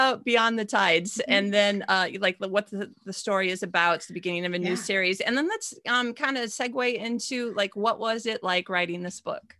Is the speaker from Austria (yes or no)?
yes; Austria; I'm still from Austria.